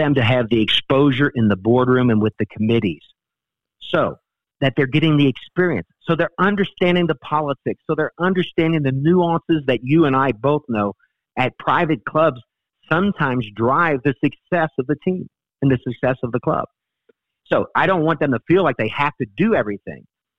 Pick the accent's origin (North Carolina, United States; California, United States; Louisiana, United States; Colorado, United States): Louisiana, United States; New Orleans; I grew up in New Orleans, and you know, cooking and eating in New Orleans is a way of life.